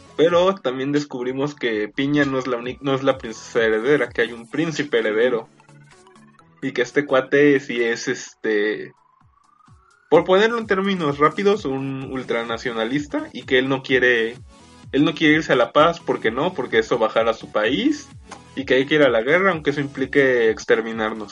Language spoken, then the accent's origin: Spanish; Mexico; todos los integrantes de este podcast, salvo Shaka, somos mexicanos